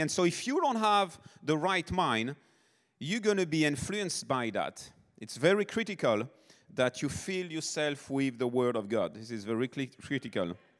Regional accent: Nice, Provence-Alpes-Côte d'Azur, France; moved away; South of France, born and raised in France. Niece is my hometown

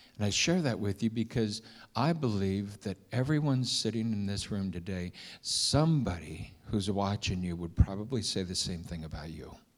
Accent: Milford, Ohio, United States; moved away; we grew up in Milford, Ohio

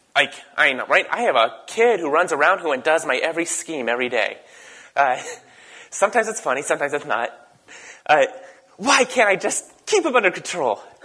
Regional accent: the Berkeley of the East Coast, United States; I grew up in the Berkeley of the East Coast.

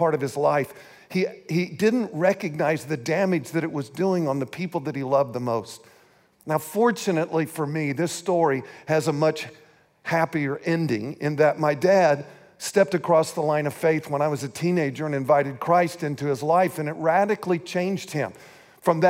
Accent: St. Joseph, Missouri, United States; moved away; We were born and raised in St. Joseph, Missouri.

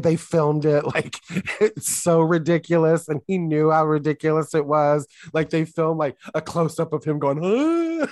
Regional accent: United States; I'm American

